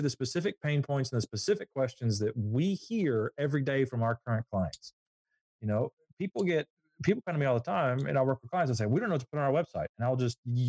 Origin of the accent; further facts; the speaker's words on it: Southeast Alabama, United States; I grew up in Southeast Alabama, and Southeast Alabama is known as the peanut capital of the world.